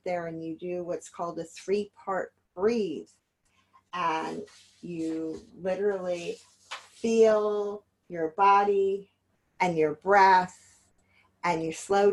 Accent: Los Angeles, California, United States; now in Yonkers, United States; I'm originally from Los Angeles

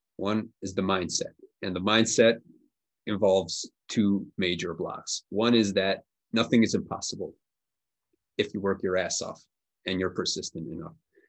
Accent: Budapest, Hungary; my hometown of Budapest

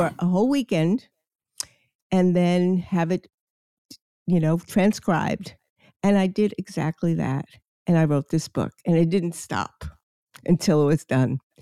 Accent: New York City, New York, United States; I grew up in Queens and I lived – on the beach, Far Rockaway, New York

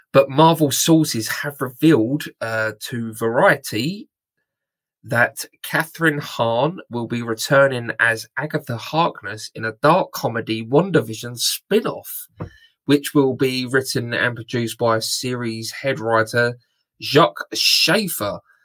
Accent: United Kingdom; I'm very British

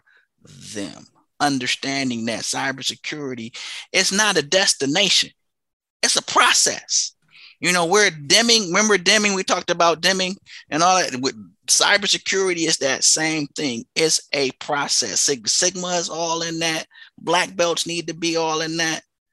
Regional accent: Flint, Michigan, United States; I'm originally from Flint, Michigan

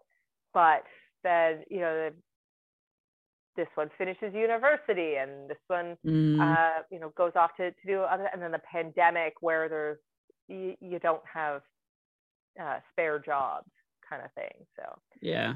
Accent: Dundas, Ontario, Canada; so that's my hometown. I was born and raised here in Dundas

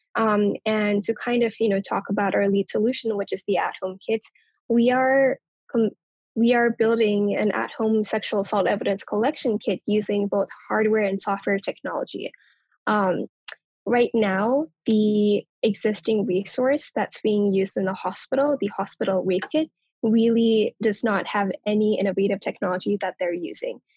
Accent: Kathmandu, Bagmati, Nepal; now in United States; I was actually born and raised in Kathmandu, Nepal, on the other side of the world

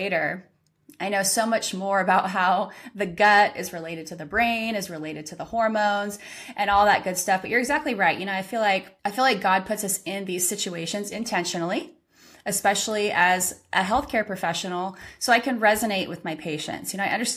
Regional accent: California, United States; moved away; I'm originally from California and I grew up golfing from the young age of probably 9

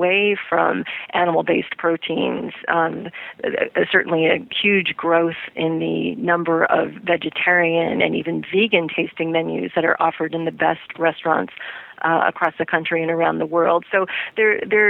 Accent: Midwest, United States; since I grew up in the Midwest

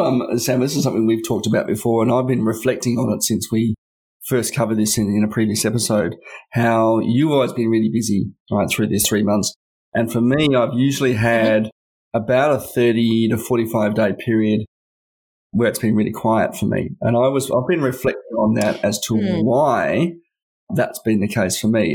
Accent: Canberra, Australian Capital Territory, Australia; I've historically worked to companies and businesses in my hometown

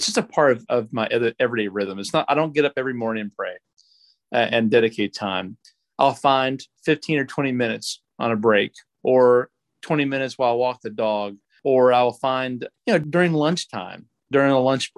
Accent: Clifton Forge, Virginia, United States; moved away as an adult; also born or lived in Mint Hill, North Carolina; now in Charlotte, United States; I'm originally from Clifton Forge, Virginia, in the mountains, about an hour north of Roanoke, Virginia.

